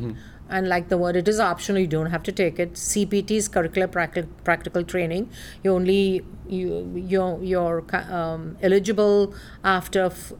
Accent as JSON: {"language": "English", "country": "India", "lives_now": "United States", "said": "I'm originally from India, via some other countries."}